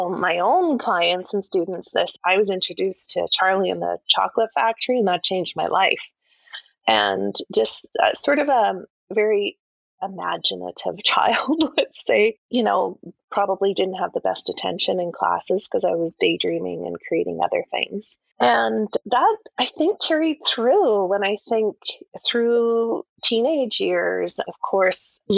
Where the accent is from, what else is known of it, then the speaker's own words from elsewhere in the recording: Calgary, Alberta, Canada; I grew up in Calgary, Alberta